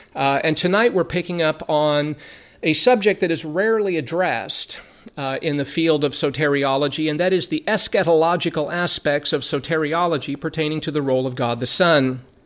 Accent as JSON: {"language": "English", "region": "Southern California", "country": "United States", "tie": "born or raised there", "said": "growing up in Southern California"}